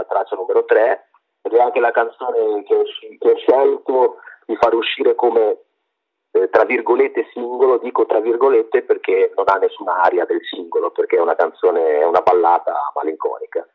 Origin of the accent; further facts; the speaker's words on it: Sarzana, Liguria, Italy; now in Massa, Italy; io vengo da una zona, io sono di Sarzana, in Liguria, ma al confine con la Toscana, vivo a Massa